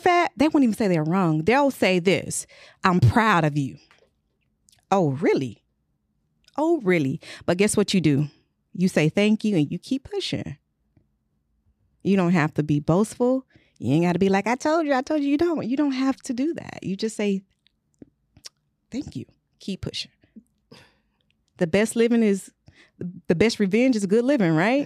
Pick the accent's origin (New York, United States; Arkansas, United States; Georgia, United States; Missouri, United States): Georgia, United States; Luthersville; I am from Luthersville, Georgia.